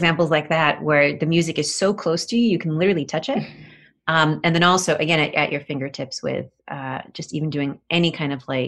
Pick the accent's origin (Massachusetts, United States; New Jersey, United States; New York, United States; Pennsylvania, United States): New York, United States; Rochester; my hometown in Rochester